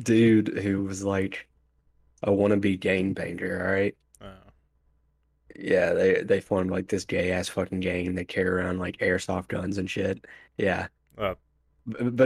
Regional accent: Galax, Virginia, United States; my hometown being on Dateline

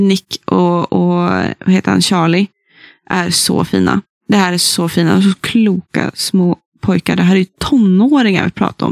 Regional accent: Sollefteå, Västernorrland County, Sweden; moved away; min hemstad Sollefteå och in på den gamla bokhandeln som jag har vuxit upp

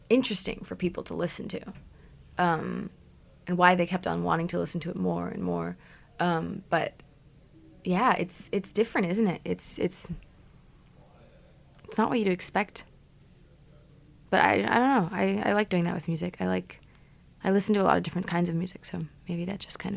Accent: Canada; also born or lived in Germany / Connecticut; I grew up in Canada, so I was born in Germany, but I moved after three months.

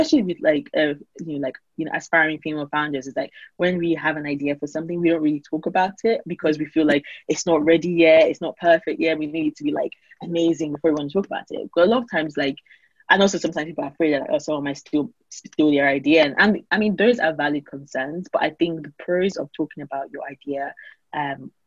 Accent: Nigeria; now in United Kingdom; I grew up in Nigeria

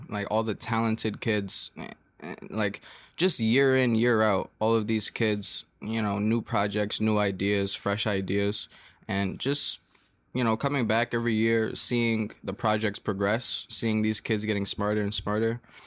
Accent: New York City, New York, United States; I'm from Flatbush, Brooklyn

